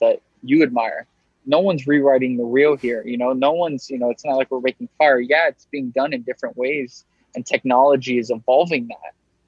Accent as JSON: {"language": "English", "town": "Miami", "region": "Florida", "country": "United States", "tie": "born or raised there", "also_born_or_lived": "New York", "moved": "yes", "said": "being born and raised in Miami"}